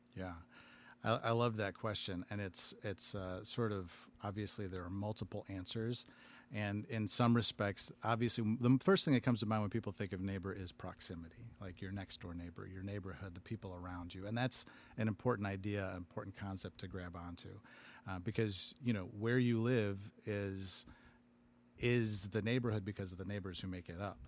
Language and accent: English; Aurora, Illinois, United States; I grew up in Aurora and next door, one of our neighboring, uh, cities.